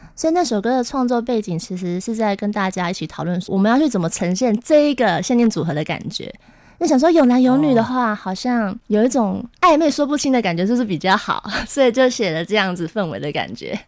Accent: Taipei, Taiwan; 对，台北人， 一看就知道。 怎么说？ 怎么说？台北小孩啊，因为我是，我是台北老人啊。

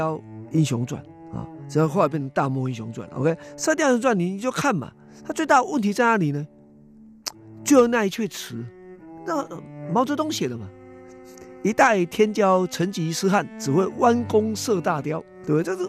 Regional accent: Taiwan; 实际上是在台湾来讲，就是小孩子，至少是我这时代共同的经验。我是一九五零年代末期出生啊，那在一九六零年代、七零年代，那么就读中小学嘛

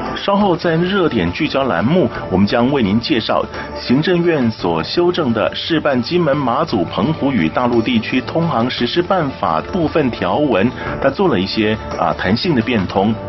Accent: Taiwan

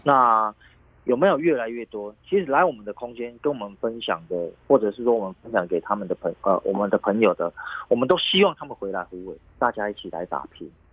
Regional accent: Kaohsiung, Taiwan; also born or lived in Yunlin; 虽然是在云林出生，但是呢，我们从小都是在高雄长大

